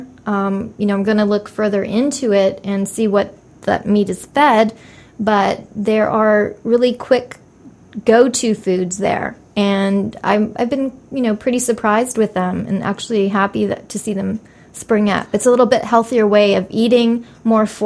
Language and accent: English; Canada; moved away as an adult; also born or lived in Europe / Mexico; now in United States; I was raised in Canada and in Europe